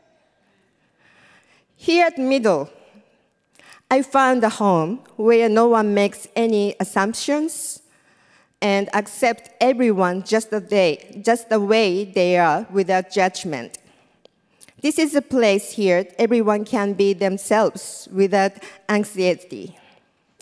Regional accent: Japan; English is a second language; moved away as an adult; now in New York, United States; I'm from Japan. And I came to New York in 2011.

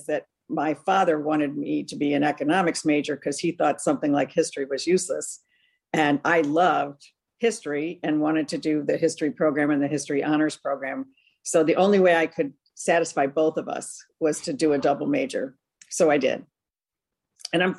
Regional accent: Cleveland, Ohio, United States; moved away as an adult; also born or lived in Philadelphia / Cincinnati; now in Washington, D.C., United States; I was actually born in Philadelphia, but I grew up most of my life in Cleveland

